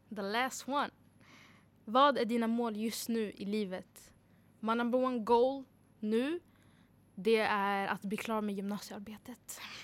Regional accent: Uppsala, Uppsala County, Sweden; född och uppvuxen i Uppsala

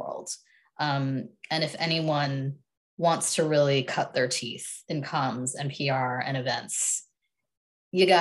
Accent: Philadelphia, Pennsylvania, United States; I'm from Philadelphia. My parents are immigrants from India

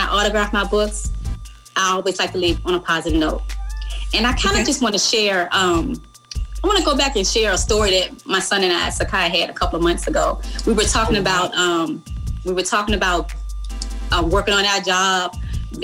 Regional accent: Goochland County, near Richmond, Virginia, United States; I grew up in Goochland County, just right outside of Richmond

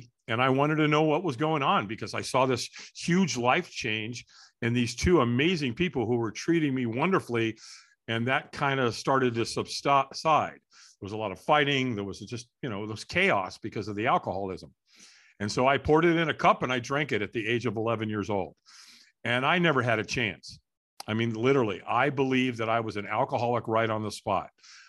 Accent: Hollywood, California, United States; born there; I was born in Hollywood, California.

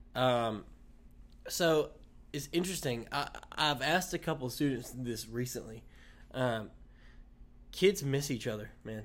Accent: Wilson, United States; this is my hometown, so, you know, a, all the baggage that comes with growing up in Wilson

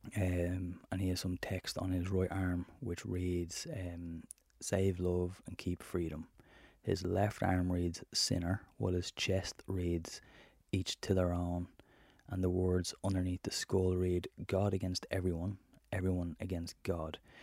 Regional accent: Ireland; as an Irishman

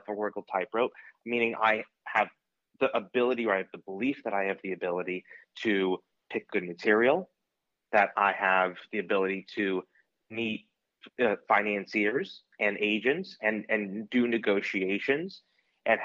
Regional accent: Maryland, United States; I'm from Maryland

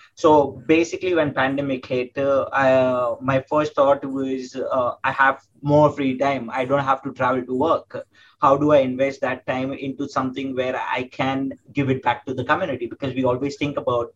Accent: Mumbai, Maharashtra, India; also born or lived in Pune, India; I came back to my hometown, which is Mumbai in India

